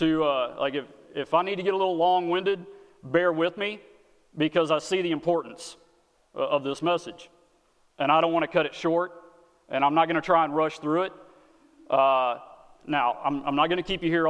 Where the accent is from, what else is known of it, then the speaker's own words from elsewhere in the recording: Texas, United States; moved away as an adult; now in Wisconsin, United States; I am not from Wisconsin, okay? I am from the great nation of Texas